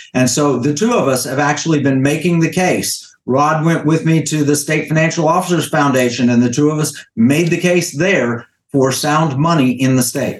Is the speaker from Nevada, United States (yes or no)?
no; Oklahoma, United States; I am from Oklahoma, but actually from Creek territory. I'm Cherokee. I was born on a reservation.